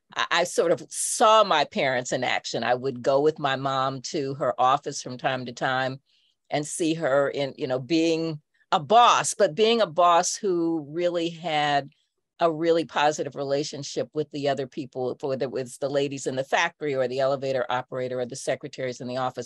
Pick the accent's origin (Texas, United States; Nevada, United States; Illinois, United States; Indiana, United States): Indiana, United States; Indianapolis; also born or lived in Chicago; I grew up in Indianapolis, uh, in a suburb that was Black